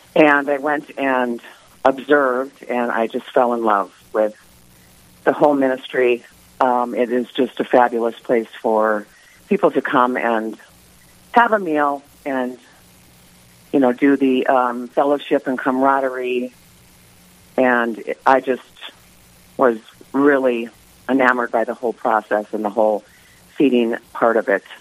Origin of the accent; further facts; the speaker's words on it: Mandan, North Dakota, United States; moved away as an adult; also born or lived in Southern California / Bismarck, North Dakota; I am originally from Mandan, North Dakota. And I was born August 15th, 1956. And I lived in Mandan until the age of 23.